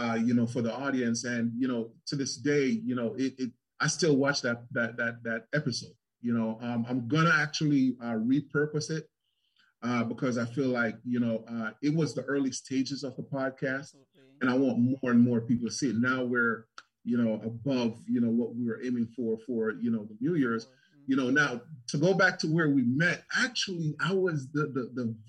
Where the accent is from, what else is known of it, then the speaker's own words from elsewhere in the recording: South Florida, United States; moved away as an adult; now in Charlotte, United States; I'm from South Florida